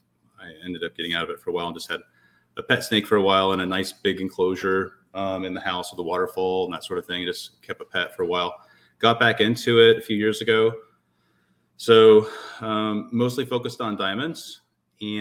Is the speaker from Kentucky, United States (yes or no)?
no; Southern California, United States; moved away as an adult; also born or lived in Atlanta, Georgia / Tampa, Florida; I'm from Southern California originally and moved out to the Atlanta area